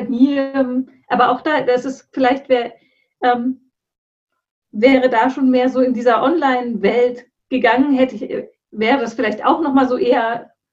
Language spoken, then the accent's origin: German; Hesse, Germany; moved away; Und ich bin da ja auch noch umgezogen. Ich komme ja eigentlich auch aus dem Rhein-Main-Gebiet.